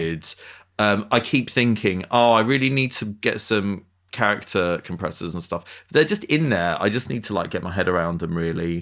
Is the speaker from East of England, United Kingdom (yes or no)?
yes; Essex, East of England, United Kingdom; I'm from Essex